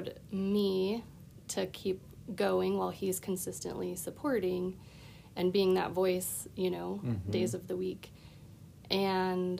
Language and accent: English; Bend, Oregon, United States; from Bend, Oregon